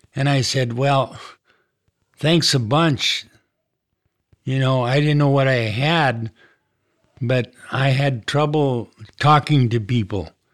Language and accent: English; Kenmare, North Dakota, United States; I was born in Canmere, North Dakota. It's a small community northwest of Minot, about fifty miles. I grew up on a farm